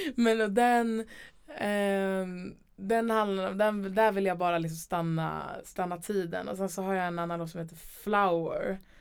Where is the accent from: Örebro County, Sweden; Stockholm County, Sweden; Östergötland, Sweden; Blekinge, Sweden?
Stockholm County, Sweden; Stockholm; also born or lived in Umeå / Gröndal, Liljeholmen; sen så ville mamma och pappa flytta till hus och då flyttade vi till Älvsjö